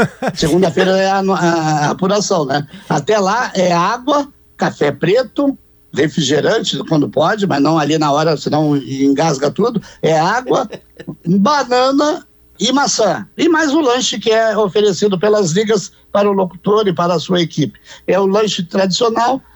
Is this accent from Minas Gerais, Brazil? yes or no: no; Porto Alegre, Rio Grande do Sul, Brazil; eu nasci na Bacia, na Auxiliadora, na subida para o Monte Serra